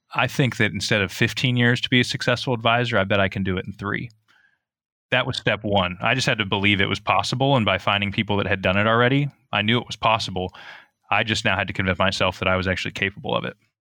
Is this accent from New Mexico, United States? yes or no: no; outside of Eugene, Oregon, United States; I grew up outside of Eugene